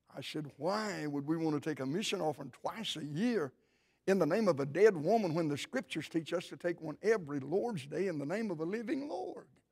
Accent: Cleveland, Tennessee, United States; My wife and I, of course, we grew up near the Cleveland, Tennessee area

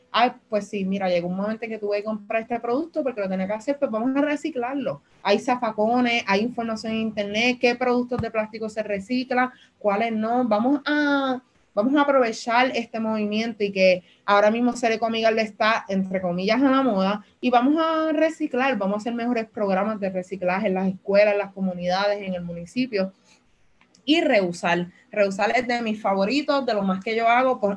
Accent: Loíza, Puerto Rico; vengo desde Loíza, un municipio que está súper segregado

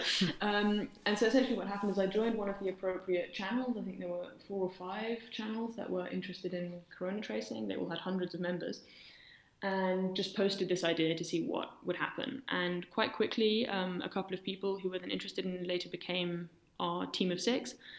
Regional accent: London, United Kingdom; moved away as an adult; now in Berlin, Germany; So I grew up in London. My parents are German and moved there in the 80s.

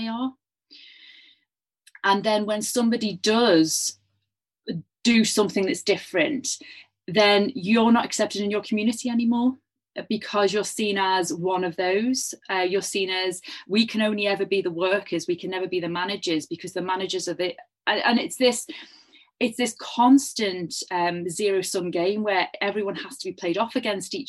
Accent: Liverpool, North West England, United Kingdom; I was growing up in Liverpool in the 1980s

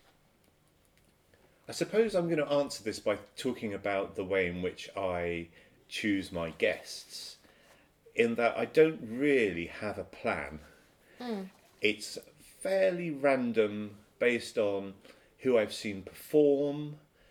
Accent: United Kingdom; I'm British

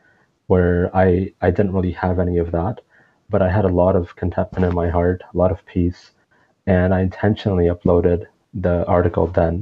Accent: Toronto, Ontario, Canada; also born or lived in Pakistan; when we came from Pakistan, when I was about 5, 6 years old, and that was we came to Toronto, Canada

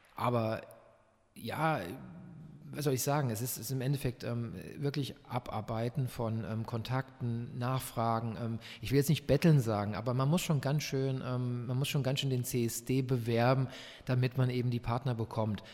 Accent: Frankfurt, Hesse, Germany; now in Leipzig, Germany; Ich komme eigentlich aus Frankfurt

